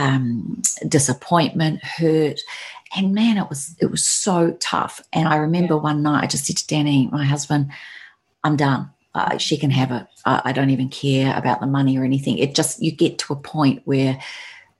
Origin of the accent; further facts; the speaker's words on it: New Zealand; moved away; I now had my dream of having my business in my home country